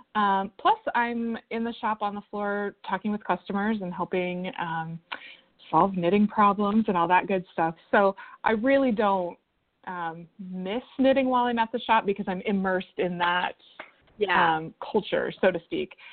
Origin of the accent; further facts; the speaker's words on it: West Coast, United States; now in Oregon, United States; we're both originally from the West Coast